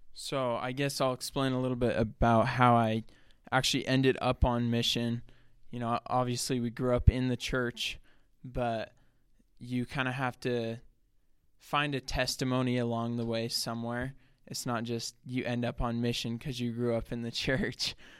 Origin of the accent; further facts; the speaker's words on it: south of Salt Lake City, Utah, United States; I'm like twenty minutes salt, south of Salt Lake City. So I grew up there. That's where I've lived my whole life